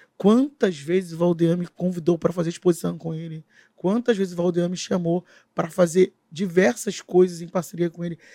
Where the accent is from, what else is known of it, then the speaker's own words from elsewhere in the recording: Rio de Janeiro, Brazil; Moro. Moro na Maré